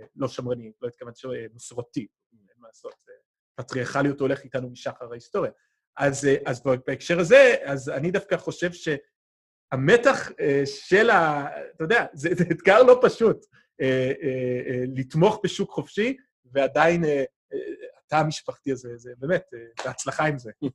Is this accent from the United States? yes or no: yes; United States; בתור אמריקאי שלא גדל בקיבוץ